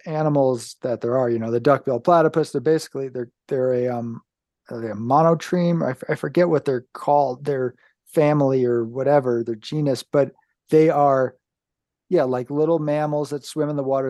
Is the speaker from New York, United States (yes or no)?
yes; downstate New York, United States; moved away; I come from New York State originally, downstate